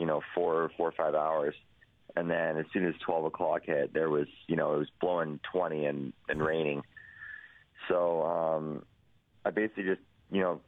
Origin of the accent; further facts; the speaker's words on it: Edmonton, Alberta, Canada; my hometown